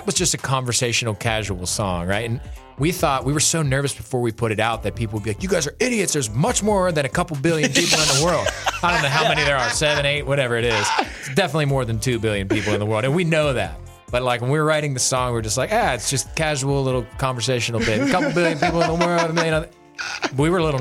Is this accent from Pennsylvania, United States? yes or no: yes; Pennsylvania, United States; I grew up in Pennsylvania, big Steelers fan